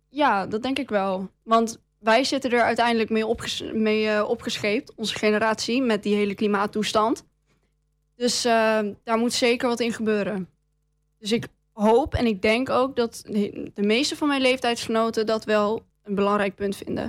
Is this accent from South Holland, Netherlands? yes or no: no; Enschede, Overijssel, Netherlands; Ik kom uit Enslee